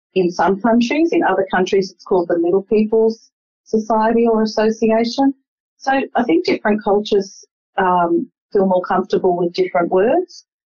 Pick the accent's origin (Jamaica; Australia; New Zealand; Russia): Australia; I was born in Australia, but both my parents migrated from Lebanon in the 50s.